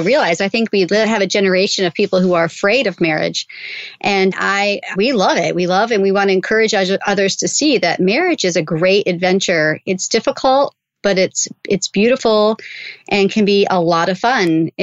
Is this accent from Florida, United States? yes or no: yes; Florida, United States; now in central New York, United States; I grew up in Florida